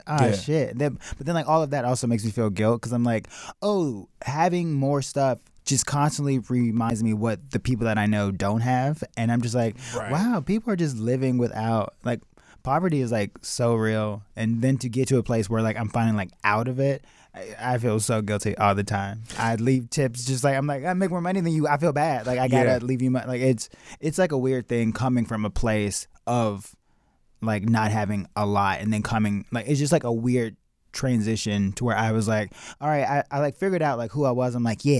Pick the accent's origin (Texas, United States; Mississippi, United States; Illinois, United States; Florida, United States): Illinois, United States; Chicago; Yeah, Chicago.